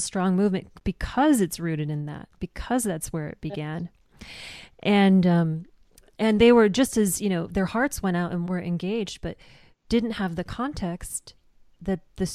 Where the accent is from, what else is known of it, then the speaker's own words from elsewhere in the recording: South Dakota, United States; moved away; also born or lived in New York; I'm originally from South Dakota